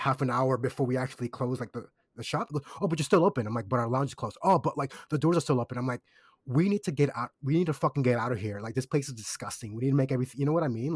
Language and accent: English; Kissimmee, Florida, United States; now in Australia; I'm from Kissimmee. That's overwhelmingly Puerto Rican, very Caribbean, very West Indian.